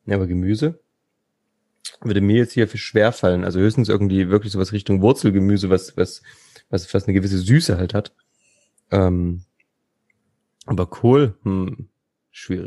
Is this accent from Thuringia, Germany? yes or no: yes; Thuringia, Germany; als Thüringer